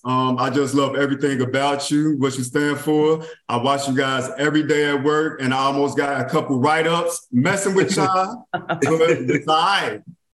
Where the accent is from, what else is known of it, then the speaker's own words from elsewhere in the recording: Cincinnati, Ohio, United States; now in Baltimore, United States; I'm Black. I'm from Cincinnati, Ohio, but I'm in Baltimore, Maryland.